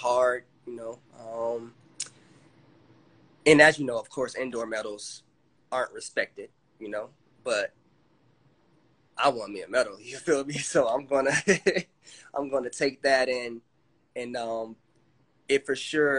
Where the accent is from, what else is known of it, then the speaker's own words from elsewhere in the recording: Fort Lauderdale, Florida, United States; I grew up in Fort Lauderdale, Florida